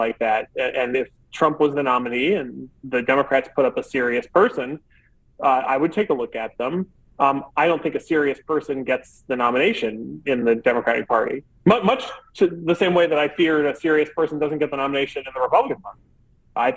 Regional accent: Indiana, United States; who was my senator growing up in Indiana

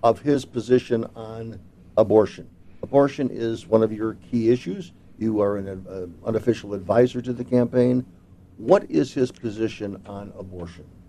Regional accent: Chicago, Illinois, United States

